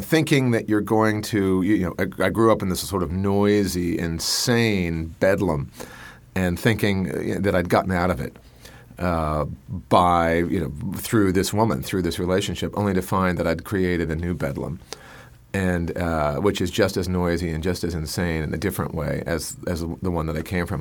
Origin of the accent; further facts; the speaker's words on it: Colorado, United States; I'm from Colorado